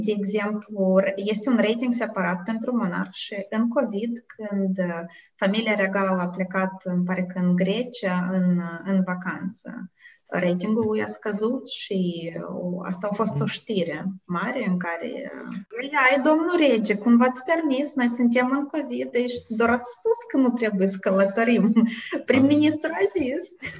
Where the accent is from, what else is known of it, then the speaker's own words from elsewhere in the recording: Moldova; moved away as an adult; also born or lived in United States; now in Netherlands; eu sunt din Moldova, asta este, pe mine asta mă definește